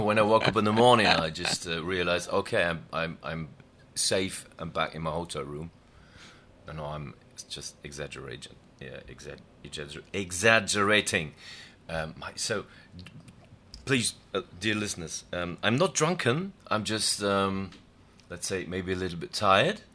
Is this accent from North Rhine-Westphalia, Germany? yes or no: yes; Dortmund, North Rhine-Westphalia, Germany; we lived in the northeastern part of my hometown, which is Dortmund